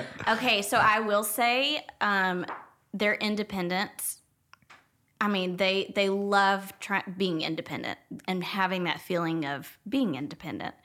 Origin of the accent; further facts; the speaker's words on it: Jefferson, Texas, United States; I grew up in Jefferson, so it was a small town of about three thousand people